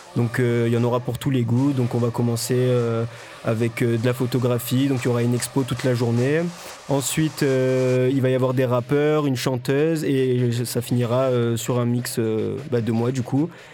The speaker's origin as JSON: {"language": "French", "town": "Toulouse", "region": "Occitania", "country": "France", "moved": "as an adult", "lives_now": "Marseille, France", "said": "je suis fraîchement arrivée à Marseille car je suis toulousaine de base"}